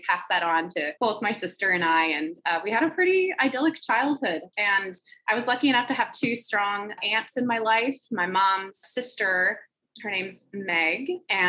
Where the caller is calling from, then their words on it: Roseville, Minnesota, United States; I am joining us from Roseville, Minnesota, or as my iPhone likes to autocorrect it to, Roseville, Minnesota.